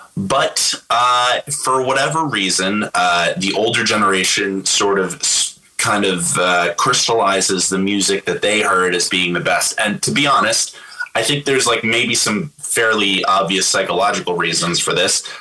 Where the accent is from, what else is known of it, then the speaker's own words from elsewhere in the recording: Nyack, New York, United States; my hometown from my, the same place I grew up with in Nyack